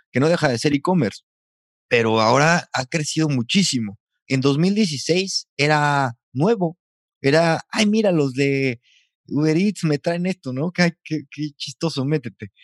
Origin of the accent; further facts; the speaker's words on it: San Luis Potosí, Mexico; now in Valladolid, Spain; Potosino, viviendo en Valladolid, España